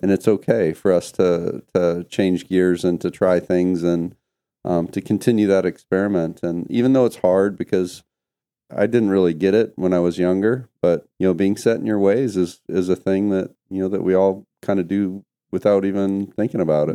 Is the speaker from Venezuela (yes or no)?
no; Canada; moved away; myself growing up in Canada